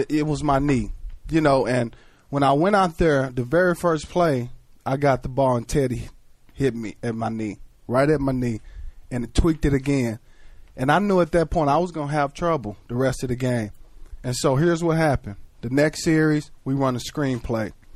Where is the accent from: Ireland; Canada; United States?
United States; Texas; growing up in a state like Texas where football was huge